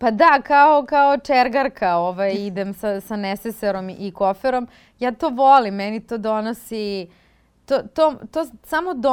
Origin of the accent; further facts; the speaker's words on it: Belgrade, Serbia; moved away as an adult; also born or lived in Israel; ja sam glumica iz Beograda